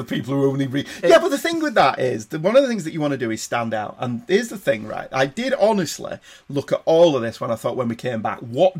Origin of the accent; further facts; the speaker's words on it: Manchester, North West England, United Kingdom; we're from Manchester